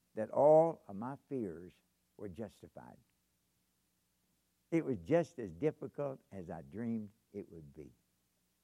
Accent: Kentucky, United States; moved away as an adult; also born or lived in Japan; I'm from Kentucky

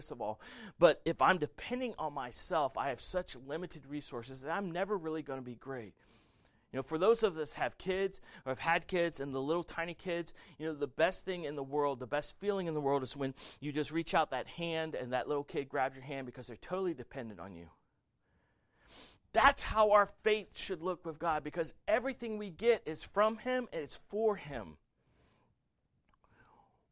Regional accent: the South, United States; I was raised in the South

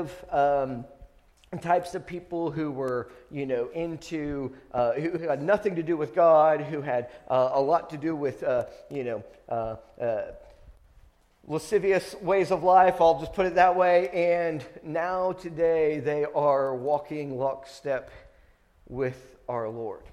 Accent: Friendswood, Texas, United States; I grew up in Friendswood. We moved here whenever I was in kindergarten, halfway through my kindergarten year

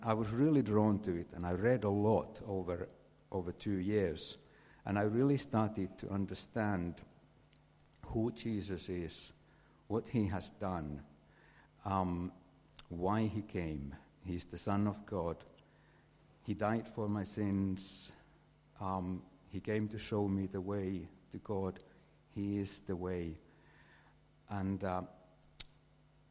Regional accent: Finland; English is a second language; moved away as an adult; I grew up in Finland, had a normal childhood, normal teenage years

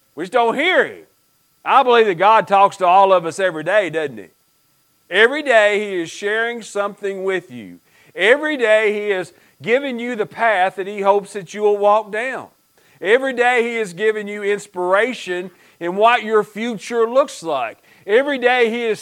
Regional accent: Stone, Kentucky, United States; moved away; growing up in Pike County, y'all know you have a Eastern Kentucky preacher

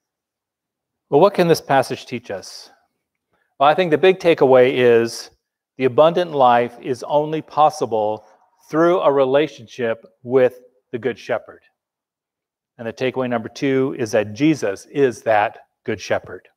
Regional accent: Los Angeles, California, United States; I grew up in Los Angeles

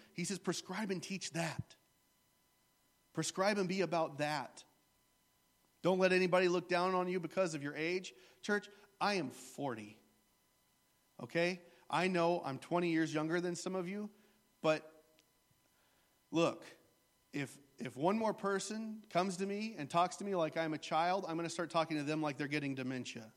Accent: the Bible Belt, United States; I grew up in the Bible Belt where everybody and their grandma is a preacher

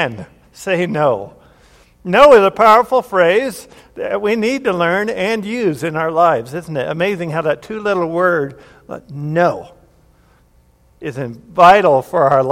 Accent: Grand Junction, Colorado, United States; I was born here in Colorado Springs, and then sometime before I turned two or something, we moved to Grand Junction, Colorado, and lived there for 9 to 10 years

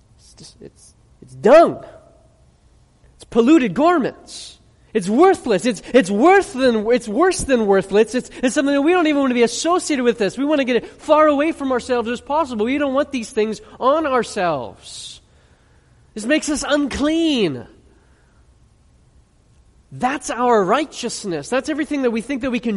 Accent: United States; I'm an American. I'm proud to be an American.

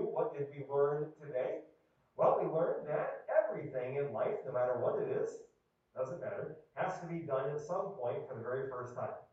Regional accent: Erie, Pennsylvania, United States; moved away as an adult; I'm from Erie, Pennsylvania, and I grew up there uh, my first 30 years of life enduring brutal snowstorms.

